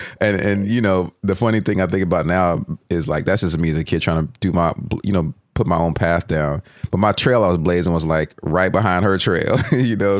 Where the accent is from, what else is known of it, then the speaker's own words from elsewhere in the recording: Allen, Texas, United States; I grew up in Allen, Texas